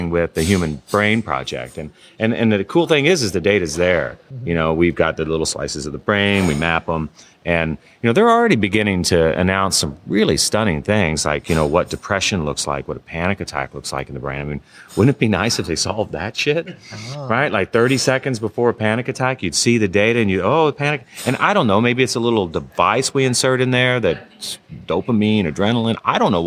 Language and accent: English; Kentucky, United States; I'm from Kentucky